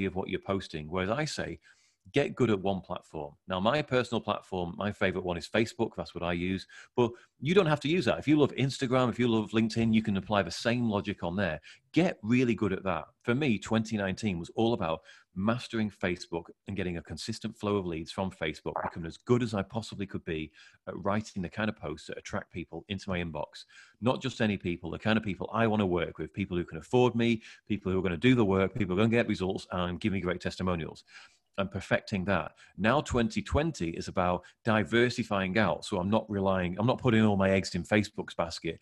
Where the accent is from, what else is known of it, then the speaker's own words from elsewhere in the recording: England, United Kingdom; I'm English